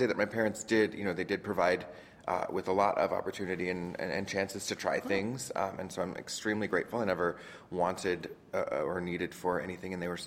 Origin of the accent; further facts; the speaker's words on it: Orange County, Southern California, United States; moved away as an adult; now in New York, United States; I grew up in Southern California in Orange County, just south of L.A. But I've been here now for about 14, 15 years.